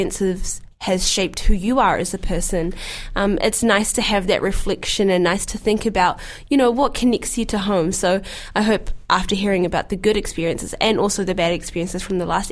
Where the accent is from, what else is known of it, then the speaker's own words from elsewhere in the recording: New Zealand; a black Muslim girl growing up in New Zealand